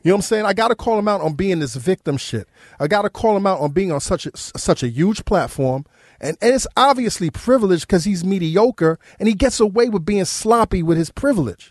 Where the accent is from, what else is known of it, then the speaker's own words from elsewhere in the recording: New York City, New York, United States; I grew up in New York City